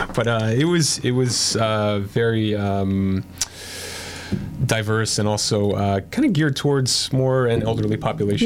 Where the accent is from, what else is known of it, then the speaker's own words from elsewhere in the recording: Yonkers, New York, United States; also born or lived in Bronx, New York; originally from the Bronx. Uh, yeah. Grew up in Lower Westchester, Yonkers